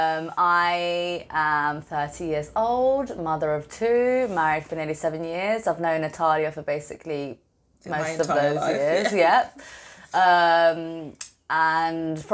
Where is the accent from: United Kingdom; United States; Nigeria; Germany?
United Kingdom; London; moved away as an adult; now in Palermo, Italy; I'm basically born and bred in London, Spanish parents, currently in London